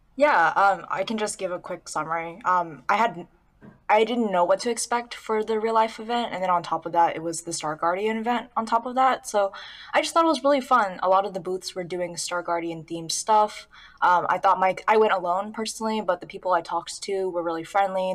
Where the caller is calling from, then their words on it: Southern California, United States; I'm calling from Southern California